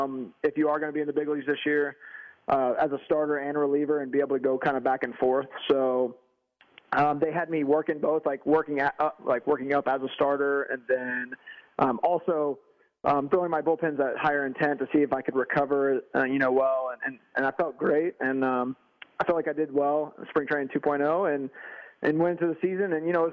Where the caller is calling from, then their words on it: Texas, United States; Man, I'm in Texas right now.